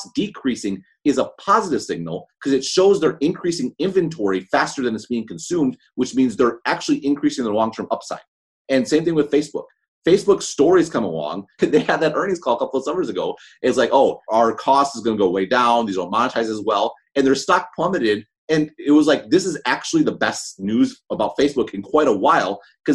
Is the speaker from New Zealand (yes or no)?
no; Madison, Wisconsin, United States; I'm from Madison, Wisconsin